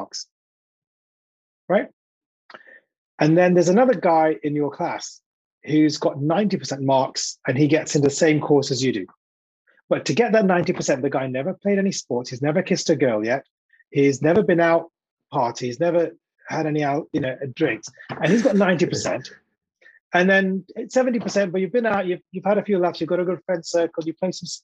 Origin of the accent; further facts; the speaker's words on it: India; I'm an Indian guy, slightly overweight